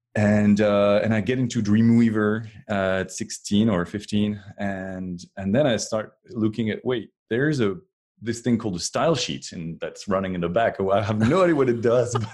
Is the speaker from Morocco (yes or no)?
no; France; moved away as an adult; now in Cupertino, United States; I was born in France, and um, until 2012, I was uh, was way back there in France